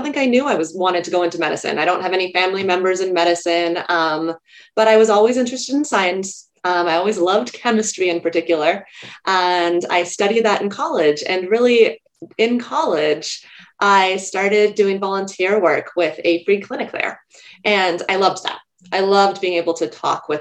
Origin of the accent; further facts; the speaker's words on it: California, United States; moved away as an adult; also born or lived in New York; I grew up in California and I was in college at UC Berkeley